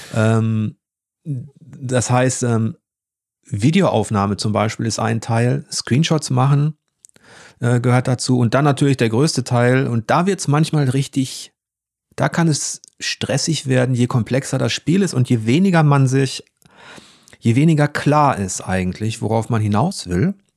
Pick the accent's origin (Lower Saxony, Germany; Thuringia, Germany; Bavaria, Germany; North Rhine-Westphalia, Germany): North Rhine-Westphalia, Germany; Ruhr area; ich komme aus dem Ruhrgebiet